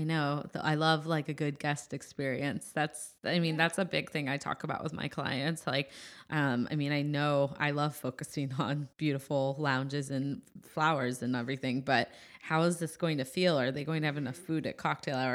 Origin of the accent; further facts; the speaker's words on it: Midwest, United States; moved away; I'm from the Midwest